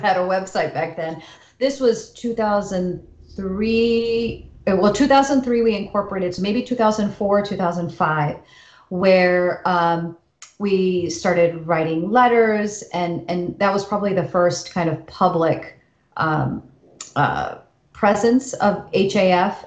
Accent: United States; for those of us born and raised here. We don't feel like guests in this country. Yeah. We are American

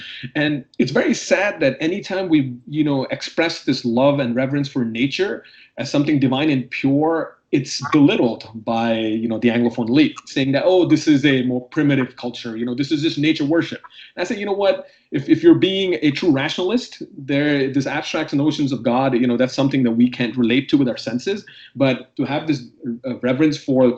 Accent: Uttarakhand, India; I come from Uttarakhand, right? We're the land of the Chipko movement.

